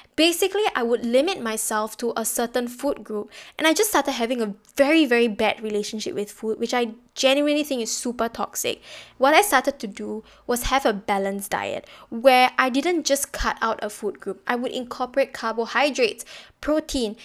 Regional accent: Singapore; being Singaporean

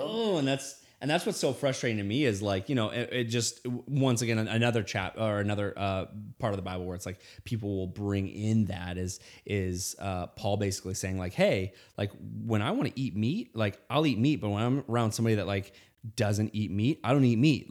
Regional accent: Indiana, United States; I grew up in Indiana

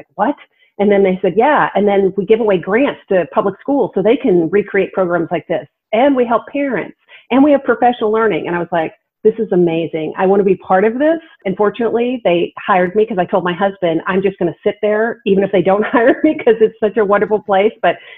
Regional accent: Illinois, United States; now in Texas, United States; I came down from Illinois and went to the University of Texas and fell in love with Texas and Austin and teaching and stayed.

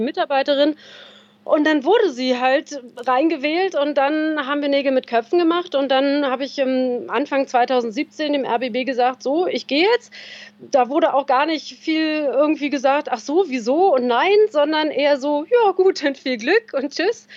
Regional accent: Berlin, Germany; moved away as an adult; now in Bavaria, Germany; mit 45 als äh, gebürtige Berlinerin meiner Heimat äh, entwurzelt worden

